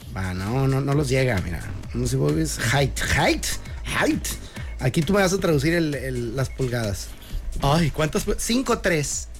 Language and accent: Spanish; Mexicali, Baja California, Mexico; mi ranchito querido, mi pueblito bicicletero hermoso